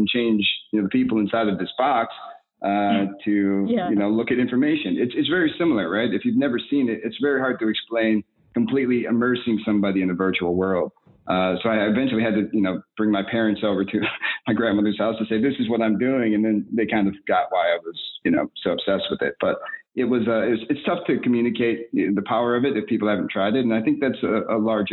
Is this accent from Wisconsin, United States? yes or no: yes; Milwaukee, Wisconsin, United States; also born or lived in New York; my hometown in Milwaukee